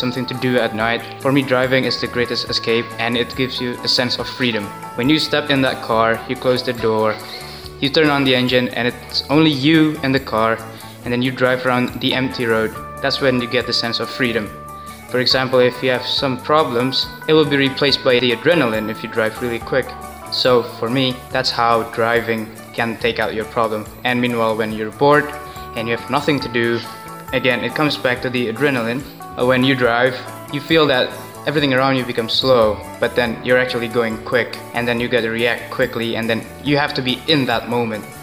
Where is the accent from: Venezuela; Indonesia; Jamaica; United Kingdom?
Indonesia; I'm from Indonesia